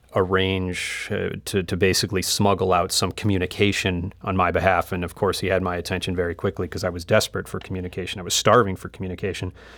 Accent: United States; moved away as an adult; also born or lived in Asia / Middle East; as an American, living and working overseas for seven years, uh, in Asia and the Middle East

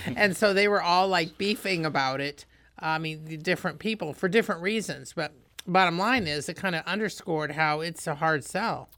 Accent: Indiana, United States; moved away; I'm from Indiana

